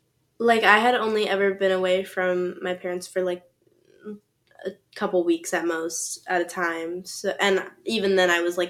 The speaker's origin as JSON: {"language": "English", "region": "the South", "country": "United States", "moved": "as an adult", "said": "so I'm from the South, conservatives, all that."}